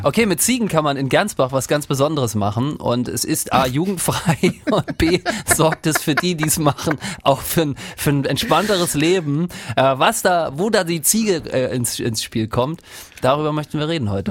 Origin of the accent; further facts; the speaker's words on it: Rostock, Mecklenburg-Vorpommern, Germany; born or raised there